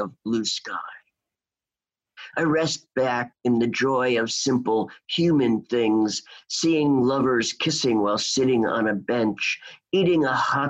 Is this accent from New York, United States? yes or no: yes; New York City, New York, United States; also born or lived in Seattle; my hometown, New York City